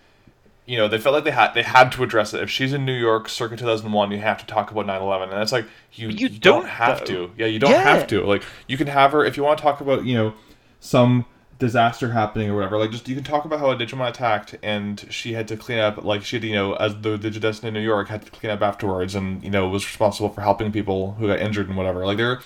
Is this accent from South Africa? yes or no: no; Canada; I am Canadian